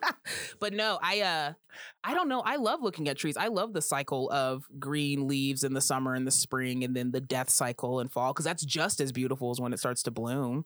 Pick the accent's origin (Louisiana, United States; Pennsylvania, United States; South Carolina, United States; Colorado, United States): Colorado, United States; I'm from Colorado and I say all the letters in the word